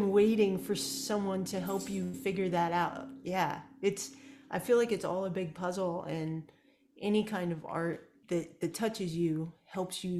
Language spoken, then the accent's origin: English; Kansas, United States; moved away as an adult; now in Austin, United States; I grew up in Kansas